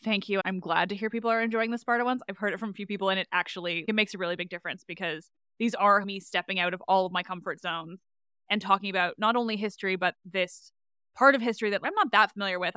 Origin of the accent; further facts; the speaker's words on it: Canada; I say grade seven because I am Canadian